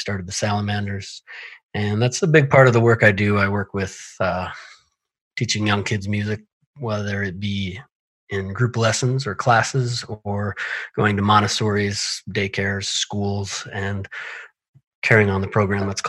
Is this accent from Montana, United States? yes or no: yes; Missoula, Montana, United States; I was born and raised in Missoula, Montana